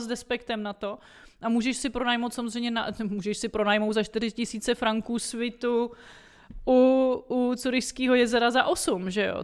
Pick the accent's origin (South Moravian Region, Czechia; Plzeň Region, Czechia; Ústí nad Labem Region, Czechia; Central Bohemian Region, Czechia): South Moravian Region, Czechia; Brno; moved away as an adult; also born or lived in Prague; now in Switzerland; já teda jsem z Brna původem, ale studovala jsem v Praze